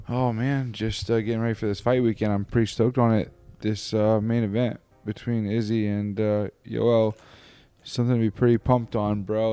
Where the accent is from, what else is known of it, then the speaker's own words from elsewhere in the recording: Hilmar, California, United States; I'm from Hilmar, California, which is forty-five minutes outside of Stockton. We're, I'm a two oh nine boy, too, so, and, like, I was raised there